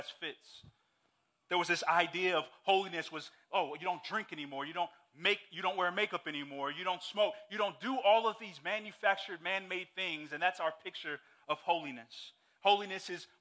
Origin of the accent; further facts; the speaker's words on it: Saudi Arabia; moved away; growing up in Saudi Arabia